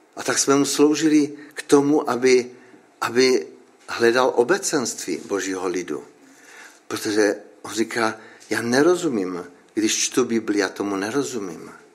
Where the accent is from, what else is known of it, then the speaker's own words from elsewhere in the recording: Frýdek-Místek, Moravian-Silesian Region, Czechia; já nejsem z Frýdku, já jsem z Místku.